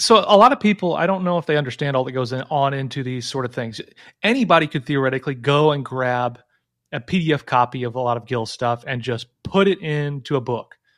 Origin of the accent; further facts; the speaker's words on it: Illinois, United States; moved away; I lived in Illinois, 'cause I grew up in Illinois